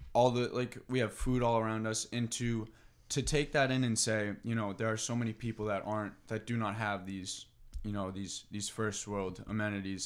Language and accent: English; North Andover, Massachusetts, United States; I've lived in North End overall my life, went to North End over high school